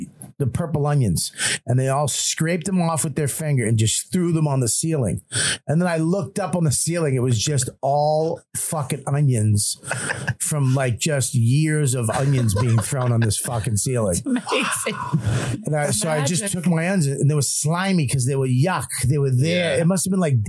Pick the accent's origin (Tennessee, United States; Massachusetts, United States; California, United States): Massachusetts, United States; Medford; I grew up in Medford.